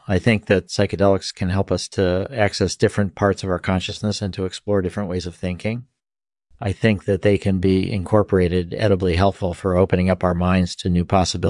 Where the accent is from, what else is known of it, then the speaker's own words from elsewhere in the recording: Springfield, Massachusetts, United States; born there; Sure. I was born in 1959 in Springfield, Massachusetts.